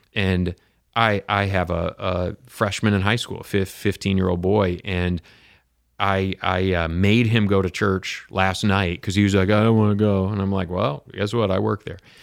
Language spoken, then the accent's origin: English; Michigan, United States; moved away as an adult; also born or lived in Chicago / Kentucky / California / Wisconsin; I grew up in Michigan. I've lived in Chicago, uh, Kentucky, California, Wisconsin, Oklahoma.